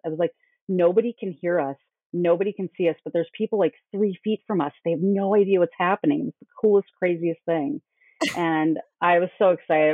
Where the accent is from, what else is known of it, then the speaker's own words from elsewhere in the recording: Minnesota, United States; I came from Minnesota